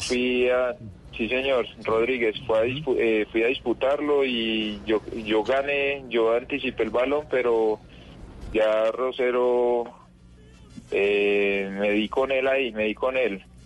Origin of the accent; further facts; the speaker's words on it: Itagüí, Antioquia, Colombia; Yo soy de Itagüí